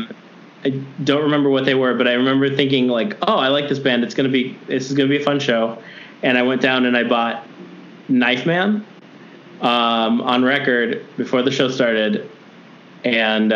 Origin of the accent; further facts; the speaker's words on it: Chicago, Illinois, United States; I grew up in Chicago